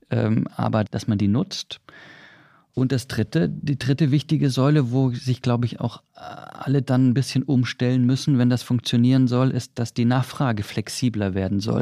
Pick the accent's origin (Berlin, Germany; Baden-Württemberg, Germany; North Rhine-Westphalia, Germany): Baden-Württemberg, Germany; Swabia; ich als Schwabe